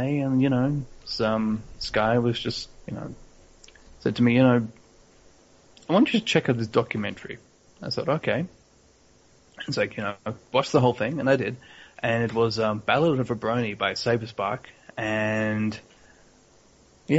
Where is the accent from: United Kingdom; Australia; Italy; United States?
Australia; Melbourne, Victoria; also born or lived in Hobart, Tasmania; now in Brisbane, Australia; I'm originally from Melbourne, and if we go even further back in time, I was actually born in Tasmania in a little place called Hobart